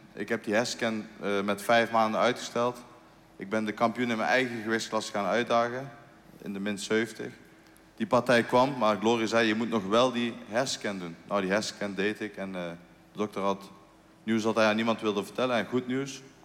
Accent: Eindhoven, North Brabant, Netherlands; Als Eindhovenaar

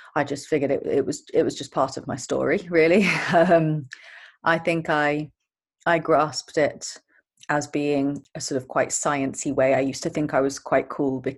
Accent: Brighton, South East England, United Kingdom; I was brought up in Brighton

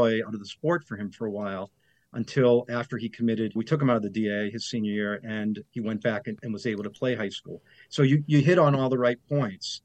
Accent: Boston, Massachusetts, United States; I grew up here. I'm from Boston. I'm an American kid

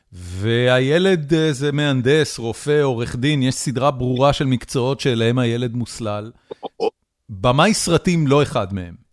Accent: Haifa, Haifa District, Israel; אני גדלתי בחיפה

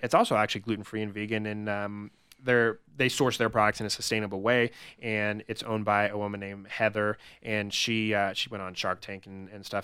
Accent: Albuquerque, New Mexico, United States; moved away as an adult; also born or lived in Los Angeles; now in Denver, United States; I'm originally from Albuquerque, w-, grew up there, went to school there

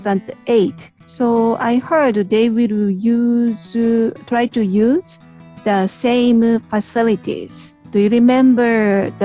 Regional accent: Japan; from Japan

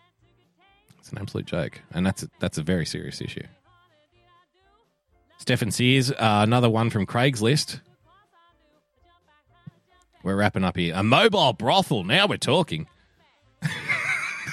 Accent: Australia; even as an Australian

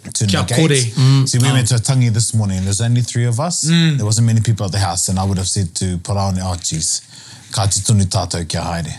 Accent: Australia; now in New Zealand; And I've just been in Australia for 2.5 weeks and I grew up in Australia and, hearing the accent there, I forgot what it sounded like.

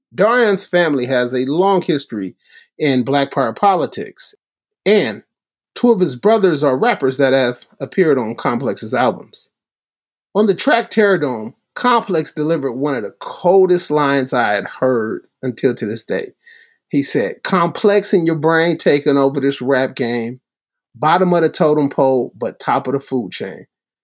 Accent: Long Beach, California, United States; Born and raised in Long Beach, California, with family throughout Compton, Watts, and other parts of South Los Angeles

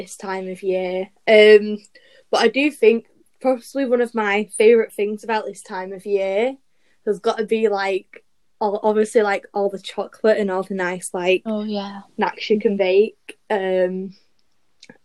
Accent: Salford, North West England, United Kingdom; accent: Salfordian; also born or lived in Trafford (born); I'm 17. I'm from Salford

